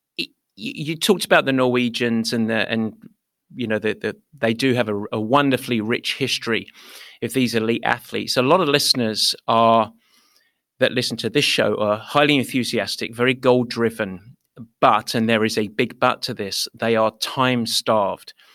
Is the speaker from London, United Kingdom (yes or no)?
yes; London, United Kingdom; accent: East London; moved away as an adult; now in United States; I grew up in East London